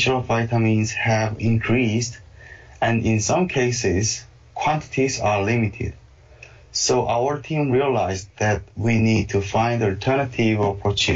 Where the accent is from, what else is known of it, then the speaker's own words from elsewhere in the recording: South Korea; moved away as an adult; now in Minnesota, United States; I'm from South Korea and received my master and PhD degrees from Seoul National University